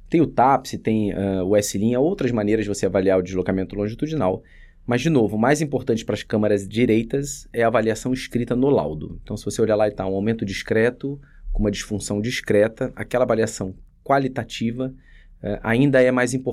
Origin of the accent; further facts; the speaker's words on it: Rio de Janeiro, Brazil; now in São Paulo, Brazil; Então, eu vim do Rio para fazer cardiologia aqui em São Paulo, eh, classifiquei para o Dante, isso foi em 2007.